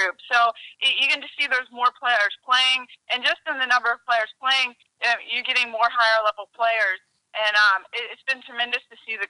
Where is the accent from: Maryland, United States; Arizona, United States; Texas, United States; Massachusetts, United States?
Maryland, United States; also born or lived in North Carolina; now in Louisiana, United States; I'm originally from Maryland, and I kept moving my way down south